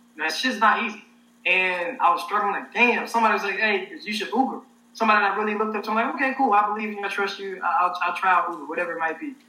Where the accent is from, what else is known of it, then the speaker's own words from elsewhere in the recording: Helena, Arkansas, United States; moved away as an adult; now in Los Angeles, United States; I'm from Helena, Arkansas, so Southeast Arkansas.